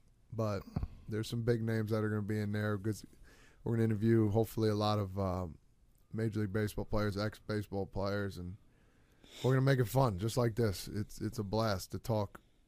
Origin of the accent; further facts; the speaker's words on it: New Jersey, United States; we're from Jersey